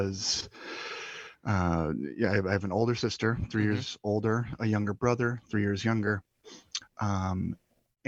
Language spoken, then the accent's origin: English; Beaver Dam, Wisconsin, United States; also born or lived in Oconomowoc, Wisconsin; I grew up in a small town in central Wisconsin called Beaver Dam.